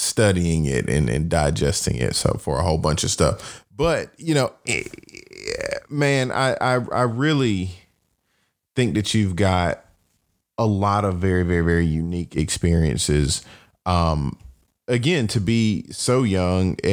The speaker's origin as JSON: {"language": "English", "town": "Atlanta", "region": "Georgia", "country": "United States", "tie": "born or raised there", "said": "I grew up in Atlanta."}